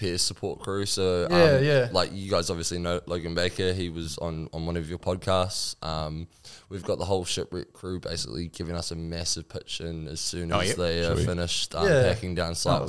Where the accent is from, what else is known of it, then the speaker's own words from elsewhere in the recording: Northland, New Zealand; We're from Northland, we're Northland boys